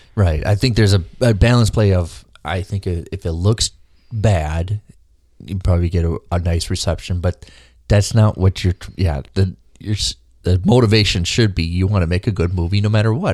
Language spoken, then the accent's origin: English; Minnesota, United States; me being Minnesotan